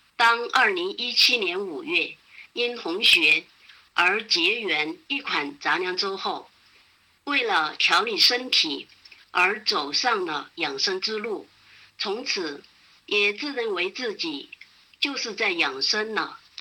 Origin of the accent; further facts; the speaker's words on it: Chengdu, Sichuan, China; 我是来自四川成都的